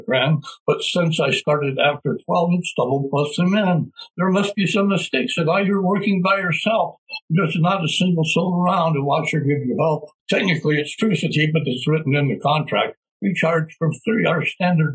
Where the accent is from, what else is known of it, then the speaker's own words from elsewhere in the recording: Albuquerque, New Mexico, United States; moved away as an adult; now in Rio Rancho, United States; I was raised in Albuquerque, and my friends are there, and my family is there